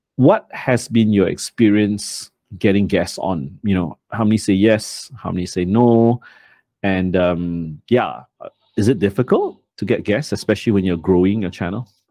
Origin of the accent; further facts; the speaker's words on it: Malaysia; I'm ashamed as a Malaysian